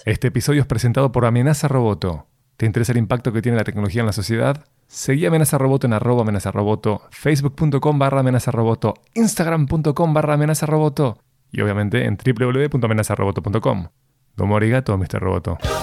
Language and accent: Spanish; Uruguay; como un uruguayo que no soy nacionalista